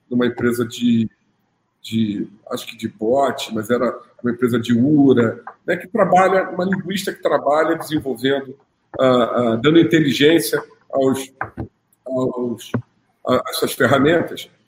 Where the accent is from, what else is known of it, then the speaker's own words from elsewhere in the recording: Rio de Janeiro, Brazil; Eu sou do Rio de Janeiro, a né? gente só pensa nisso.